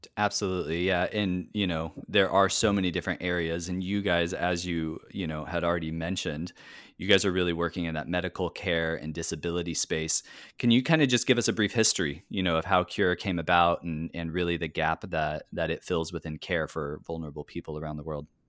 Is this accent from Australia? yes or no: no; California, United States; now in Tacoma, United States; I'm a Californian, but I was coming directly from my home here in Tacoma